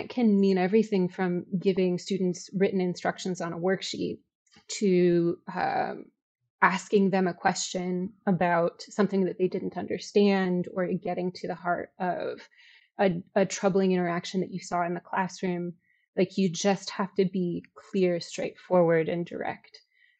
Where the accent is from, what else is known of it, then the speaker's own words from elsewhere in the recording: Chicago, Illinois, United States; I'm from Chicago. I taught in Chicago.